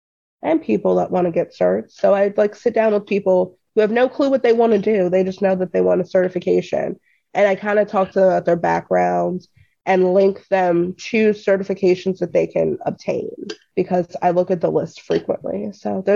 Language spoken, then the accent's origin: English; Columbia, Maryland, United States; I'm from Columbia, Maryland, in the middle of DC and Baltimore